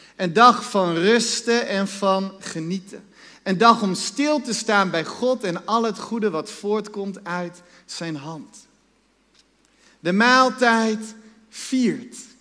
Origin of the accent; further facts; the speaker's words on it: Netherlands; wij als Nederlanders